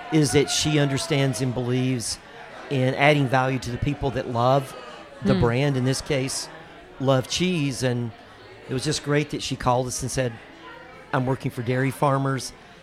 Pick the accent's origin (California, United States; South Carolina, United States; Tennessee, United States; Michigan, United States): South Carolina, United States; I'm from South Carolina. I'm as far away from Wisconsin as you can just about get